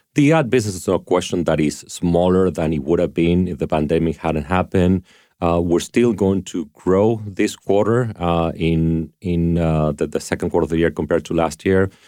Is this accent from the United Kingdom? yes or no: no; Argentina; moved away; I grew up in Argentina